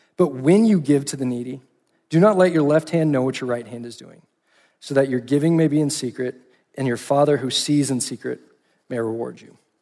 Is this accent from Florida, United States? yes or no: no; Austin, Texas, United States; moved away as an adult; now in Fort Worth, United States; I grew up in Austin, Texas